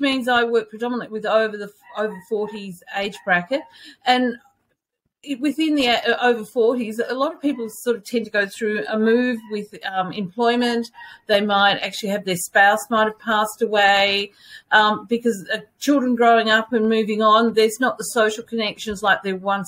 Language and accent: English; Melbourne, Victoria, Australia; moved away as an adult; now in Orange, Australia; I'm originally from Melbourne. So I, about 6 years ago, did take the big leap and moved to Orange in New South Wales